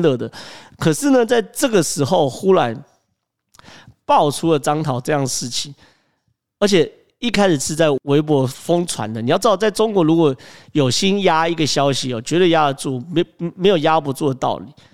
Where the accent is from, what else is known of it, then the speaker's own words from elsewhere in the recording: Taiwan; 我们台湾人叫做不不敢含扣的嘛